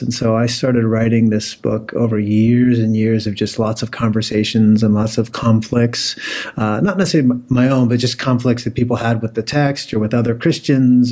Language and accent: English; Pennsylvania, United States; moved away as an adult; also born or lived in Oklahoma / Puyallup, Washington; I was born and raised in Pennsylvania